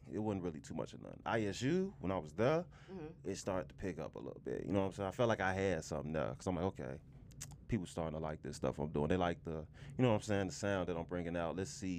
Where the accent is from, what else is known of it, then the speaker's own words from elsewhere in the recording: Chicago, Illinois, United States; I'm from the West Side, too